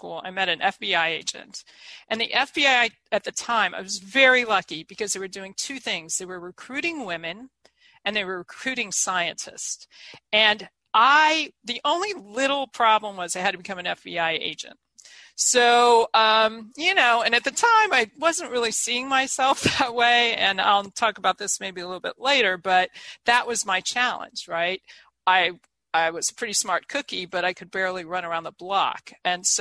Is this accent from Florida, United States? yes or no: no; Eaton, Ohio, United States; moved away as an adult; also born or lived in State College, Pennsylvania / New York City; I'm this kid from Eaton, Ohio, this small town.